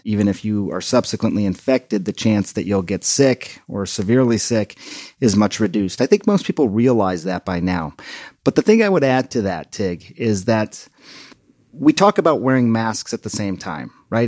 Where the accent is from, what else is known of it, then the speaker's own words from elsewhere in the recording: India; now in United States; my home country of one point two billion people